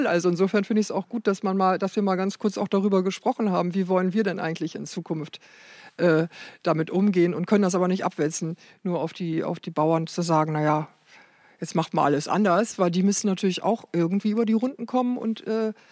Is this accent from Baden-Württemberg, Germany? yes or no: no; Lower Saxony, Germany; weil ich ja hinterm Deich groß geworden bin in Friesland